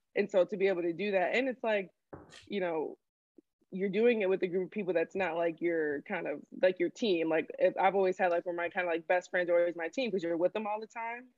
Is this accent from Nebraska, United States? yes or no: no; Bolingbrook, Illinois, United States; also born or lived in Grand Rapids, Michigan; I was born in Grand Rapids, Michigan. That's where mm-hmm. my family is from. And then um, when I was like five, we moved to Illinois. And so I'd say like my hometown is Bolingbrook, Illinois